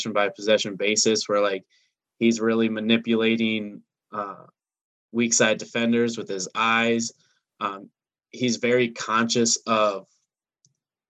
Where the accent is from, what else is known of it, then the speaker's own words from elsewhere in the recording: Minneapolis, Minnesota, United States; I'm from Minneapolis